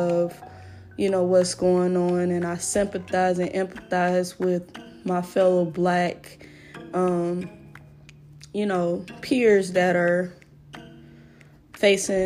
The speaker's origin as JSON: {"language": "English", "country": "United States", "said": "I'm African American, so my roots are definitely Black or African."}